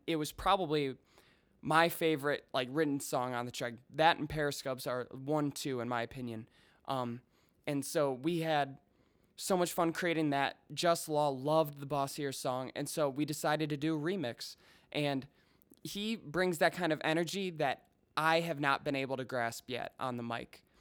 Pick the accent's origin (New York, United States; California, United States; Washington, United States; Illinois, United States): Illinois, United States; Chicago; also born or lived in Colorado; I grew up in the suburbs, um, about twenty miles straight west